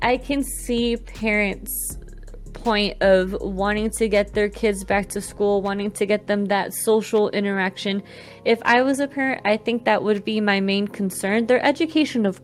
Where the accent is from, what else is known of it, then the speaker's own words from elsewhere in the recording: Colombia; moved away; my home country of Colombia